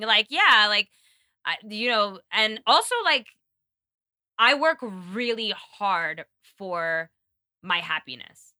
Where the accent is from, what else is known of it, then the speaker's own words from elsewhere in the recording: New York, United States; moved away; being a New Yorker